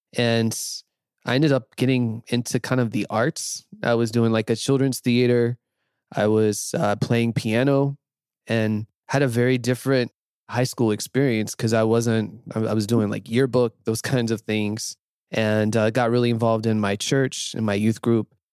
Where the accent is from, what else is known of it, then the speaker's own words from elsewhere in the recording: North Carolina, United States; moved away as an adult; also born or lived in Nashville / Tampa; I grew up in North Carolina in a fairly small town, the southern US.